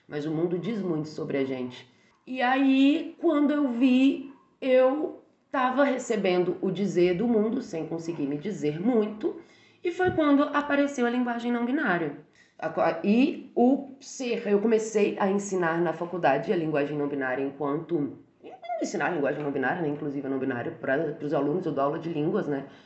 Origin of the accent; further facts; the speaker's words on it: Barbacena, Minas Gerais, Brazil; moved away; eu cresci, né? Assim, saí de Barbacena e comecei a experimentar a vida em outros lugares